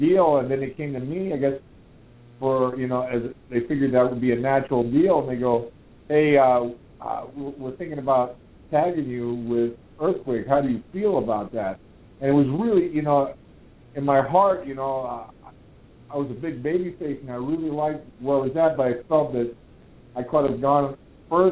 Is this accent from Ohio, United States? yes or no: no; Miami, Florida, United States; I was born and raised in Miami